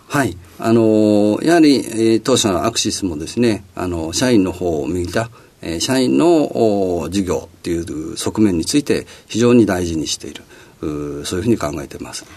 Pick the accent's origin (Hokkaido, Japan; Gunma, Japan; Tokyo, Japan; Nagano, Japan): Tokyo, Japan; Setagaya; 東京都のあの世田谷区で、えー、生まれました